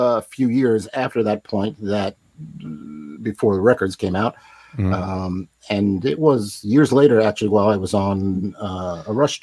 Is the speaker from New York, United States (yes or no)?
yes; Long Island, New York, United States; moved away; I grew up in Long Island.